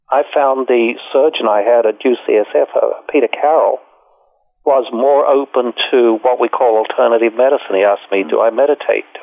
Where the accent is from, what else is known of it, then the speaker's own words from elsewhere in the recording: Australia; moved away; I came here from Australia and I stayed and.